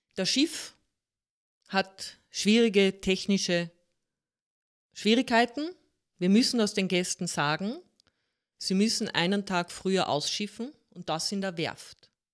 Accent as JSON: {"language": "German", "region": "Carinthia", "country": "Austria", "tie": "born or raised there", "said": "ich bin gebürtige Kärntnerin mit holländischen Wurzeln."}